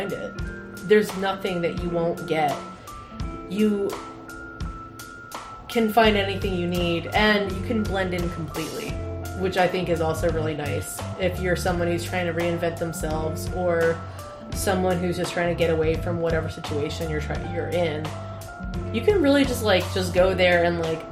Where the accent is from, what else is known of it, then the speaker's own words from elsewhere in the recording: New Jersey, United States; I'm from Jersey